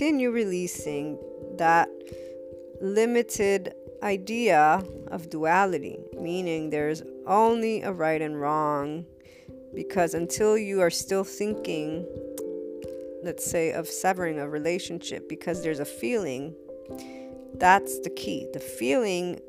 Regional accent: United States; I was born in the States.

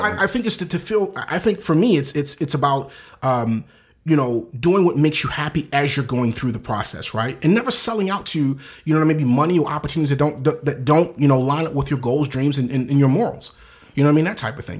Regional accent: Baltimore, Maryland, United States; moved away; I'm from the inner city of Baltimore

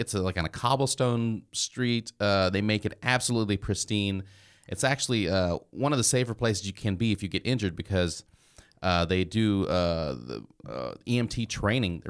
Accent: Nebraska, United States; I grew up in Nebraska, so I lived on a dairy farm

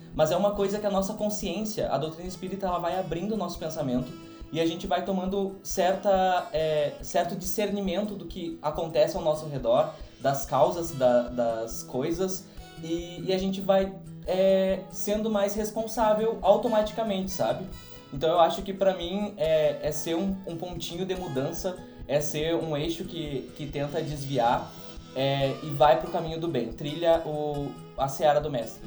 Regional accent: São Borja, Rio Grande do Sul, Brazil; sou da cidade de São Borja

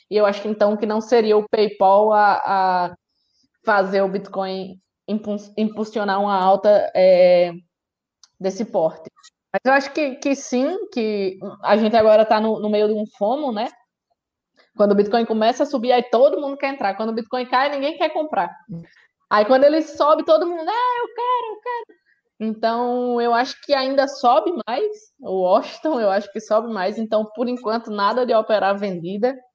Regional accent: Brazil; isso ao mesmo tempo que nos, nos deixa, nós, como brasileiros, né, felizes

